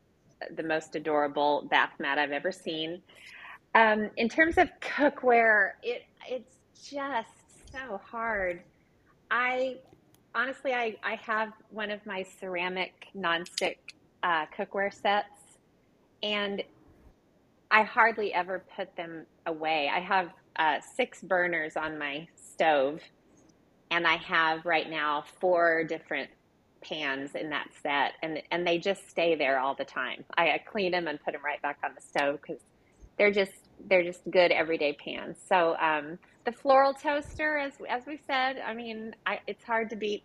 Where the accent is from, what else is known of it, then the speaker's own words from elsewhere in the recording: Oklahoma, United States; also born or lived in Los Angeles; I grew up in Oklahoma